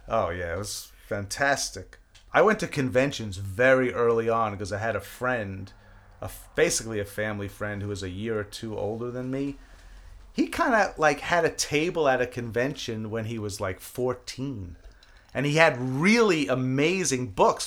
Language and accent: English; New York City, New York, United States; moved away; also born or lived in East Windsor, New Jersey; I grew up in Brooklyn